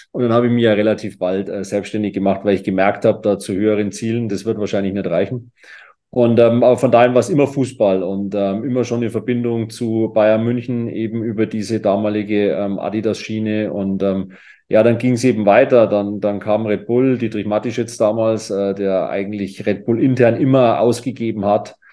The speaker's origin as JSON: {"language": "German", "town": "Kitzbühel", "region": "Tyrol", "country": "Austria", "tie": "born or raised there", "said": "Aber wenn wir so einen klassischen Tag in Kitzbühel nehmen, das ist ja meine Heimat"}